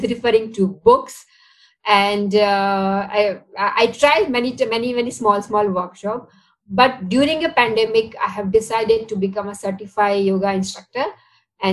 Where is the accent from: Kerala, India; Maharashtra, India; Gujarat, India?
Gujarat, India; Ahmedabad; moved away as an adult; now in Singapore; Originally, I'm from Ahmedabad, Gujarat, and I moved to Singapore around 10 years back